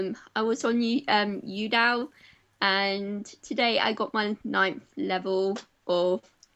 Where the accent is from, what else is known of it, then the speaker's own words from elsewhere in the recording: Paignton, South West England, United Kingdom; I'm from Devon.